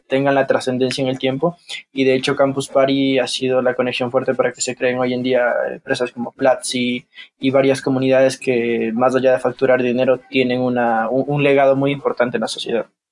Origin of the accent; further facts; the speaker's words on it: Ambato, Tungurahua, Ecuador; also born or lived in Guayaquil; soy ecuatoriano de la ciudad de Ambato